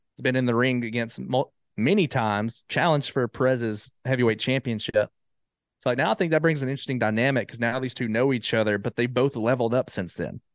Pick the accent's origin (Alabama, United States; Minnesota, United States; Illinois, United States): Alabama, United States; Jasper; moved away as an adult; now in Huntsville, United States; I'm originally from Jasper, Alabama.